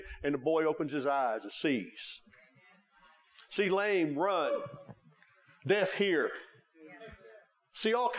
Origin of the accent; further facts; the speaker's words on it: Oklahoma, United States; We're from Oklahoma, hometown